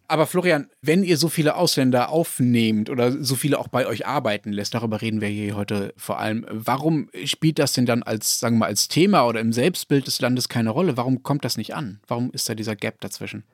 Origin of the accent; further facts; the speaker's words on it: Germany; wir in Deutschland